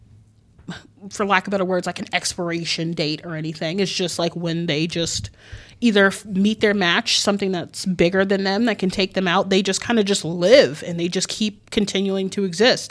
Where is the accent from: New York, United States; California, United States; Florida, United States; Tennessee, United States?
New York, United States; New York City; I'm a New Yorker